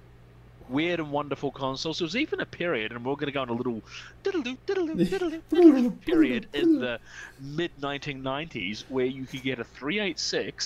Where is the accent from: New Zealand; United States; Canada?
New Zealand; now in Australia; I grew up in New Zealand, where Nintendo basically wasn't a thing